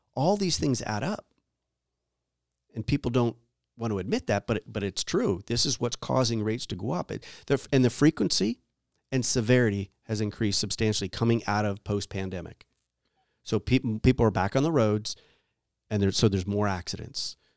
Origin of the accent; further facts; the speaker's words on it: East Coast, United States; now in California, United States; I grew up on the East Coast